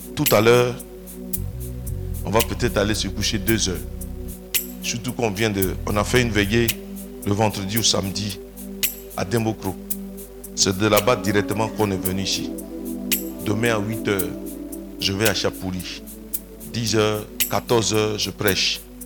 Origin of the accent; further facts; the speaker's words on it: Côte d’Ivoire; Je suis né dans un petit village de Divo